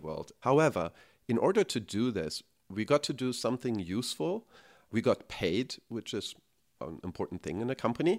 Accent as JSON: {"language": "English", "country": "Germany", "tie": "born or raised there", "moved": "as an adult", "lives_now": "United States", "said": "So, I grew up in Germany, as you can probably hear by my accent"}